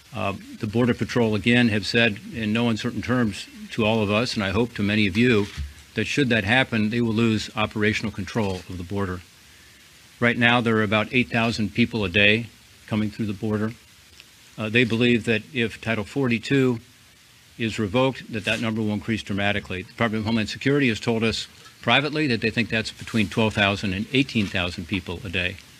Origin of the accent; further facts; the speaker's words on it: Ohio, United States; my home state of Ohio